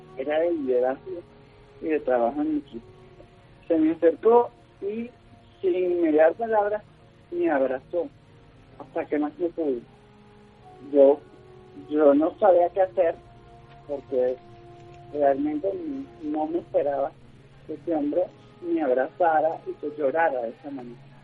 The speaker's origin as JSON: {"language": "Spanish", "country": "Venezuela", "moved": "as an adult", "lives_now": "Colombia", "said": "mi país, por, las circunstancias que, vivimos en Venezuela"}